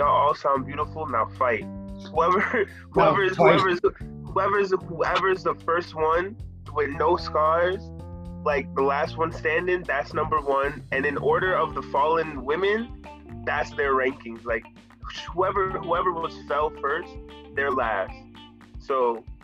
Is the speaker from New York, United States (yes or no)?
yes; New York City, New York, United States; I was born in the Bronx, bro. It was like West African people and like Puerto Rican people. The first time I ever interacted with a white person outside of like some authority figure was high school when I was like 15